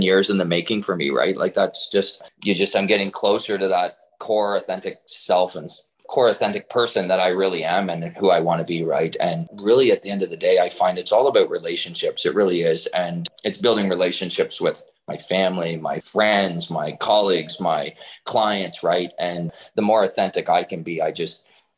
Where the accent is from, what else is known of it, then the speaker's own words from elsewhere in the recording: Kingston, Ontario, Canada; I'm originally born and raised in Kingston